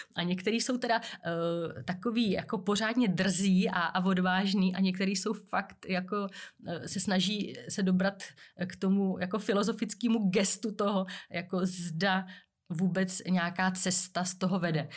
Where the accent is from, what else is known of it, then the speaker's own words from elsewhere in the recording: Czechia; tady u nás v Čechách není moc zvykem jako se vyjadřovat k tomu